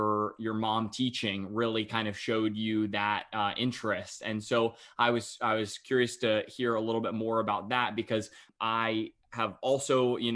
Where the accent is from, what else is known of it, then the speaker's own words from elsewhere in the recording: North Carolina, United States; I I as well uh, got the chance to be uh, just right outside of Raleigh and Cary, just born and raised